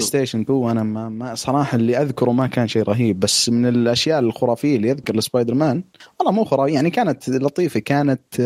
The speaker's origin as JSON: {"language": "Arabic", "country": "Saudi Arabia", "said": "عندنا في السعوديه"}